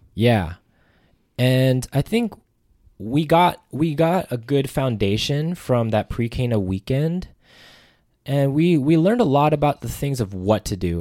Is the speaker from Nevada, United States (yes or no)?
yes; Las Vegas, Nevada, United States; also born or lived in Hawaii; I'm from Las Vegas, Nevada